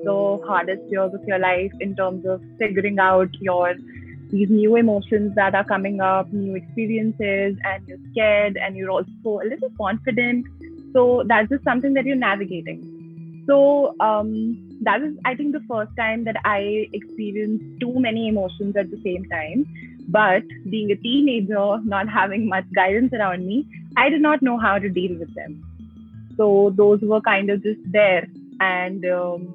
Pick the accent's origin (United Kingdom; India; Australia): India; Delhi; I was born and brought up in Delhi